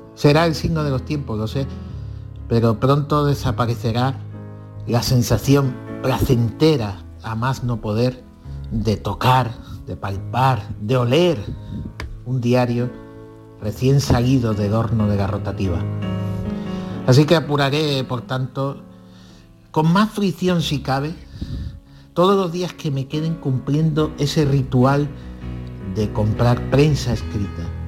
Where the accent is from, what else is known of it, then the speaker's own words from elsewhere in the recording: Villanueva del Trabuco, Andalusia, Spain; now in Málaga, Spain; En mi pueblo, Villanueva del Trabuco, 5.200 habitantes